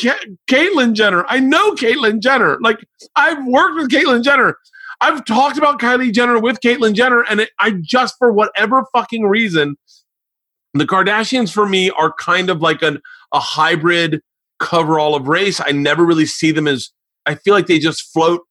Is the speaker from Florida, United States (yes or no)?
yes; Florida, United States; I grew up in Florida